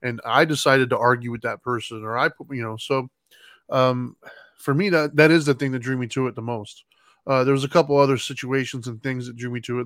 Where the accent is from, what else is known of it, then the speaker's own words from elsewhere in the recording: United States; I'm an American standing in an American country where we're mostly Christian